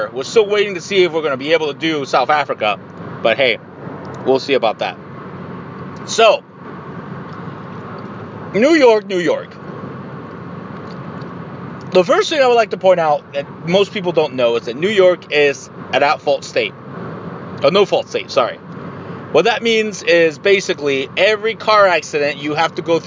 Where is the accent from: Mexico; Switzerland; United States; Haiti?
Mexico; I'm from Mexico.